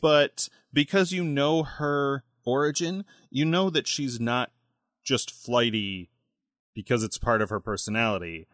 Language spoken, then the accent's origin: English; United States; I'm American